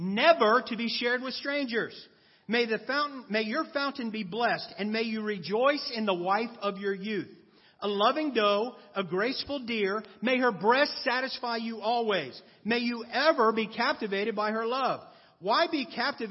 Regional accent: East Coast, United States; now in Los Angeles, United States; I'm from the East Coast.

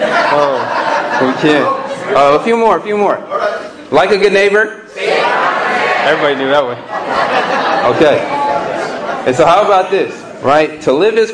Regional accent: Pasadena, California, United States; also born or lived in Long Beach; I'm from Pasadena, and moved back here after I graduated

